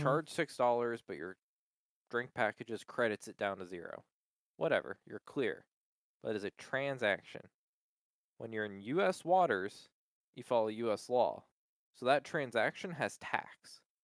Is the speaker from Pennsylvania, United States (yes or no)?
yes; Palmyra, Pennsylvania, United States; also born or lived in Middletown, Pennsylvania; I just say Hershey now. Palmyra is right next to Hershey